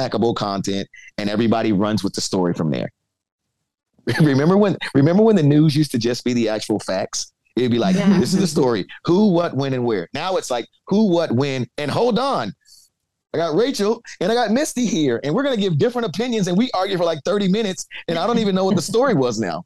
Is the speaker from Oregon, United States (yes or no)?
no; New York City, New York, United States; moved away as an adult; now in Cincinnati, United States; I come from the Bronx.